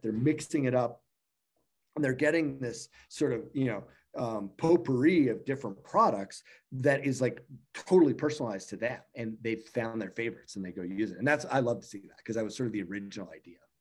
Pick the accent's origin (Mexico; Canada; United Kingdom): Canada; I'm from Canada